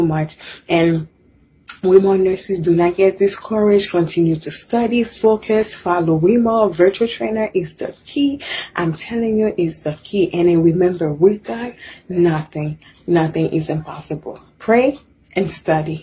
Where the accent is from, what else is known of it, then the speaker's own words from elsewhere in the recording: Haiti; now in United States; I'm from Haiti. I've been here in the US for 12 years.